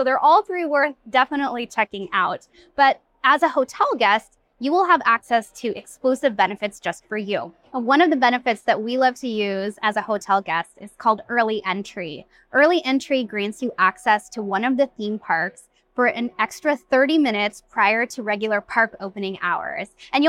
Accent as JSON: {"language": "English", "region": "Pacific Northwest", "country": "United States", "said": "I am from the Pacific Northwest, so I am really drawn to those craftsman style vibes"}